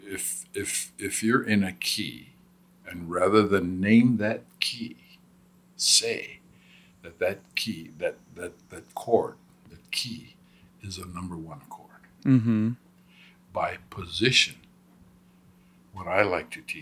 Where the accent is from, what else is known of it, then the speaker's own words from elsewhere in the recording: Hawaii, United States; also born or lived in Southern California; Growing up in Hawaii